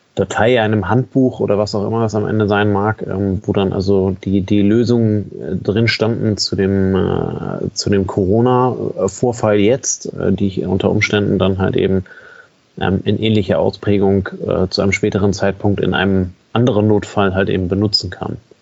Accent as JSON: {"language": "German", "country": "Germany", "said": "bei uns in Deutschland"}